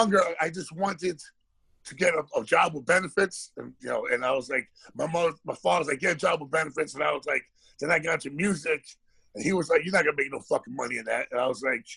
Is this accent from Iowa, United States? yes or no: no; New York City, New York, United States; also born or lived in Woodhaven, Queens; I grew up in Jackson Heights, Queens, but also, I lived there my whole life, about 16, 17 years old.